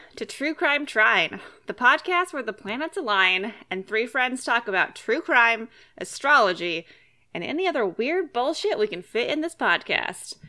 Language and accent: English; Fresno, California, United States; I grew up there